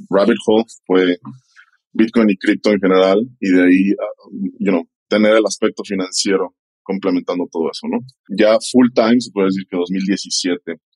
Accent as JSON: {"language": "Spanish", "country": "Mexico", "said": "Pues sí, como dices, mexicano."}